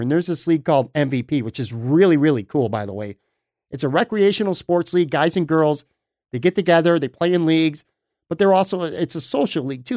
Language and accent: English; Buffalo, New York, United States; moved away as an adult; also born or lived in Lackawanna, New York / Hamburg, New York / West Seneca, New York; I'm from the West Side. I grew up on the West Side, and I lived all over West New York, uh, through the years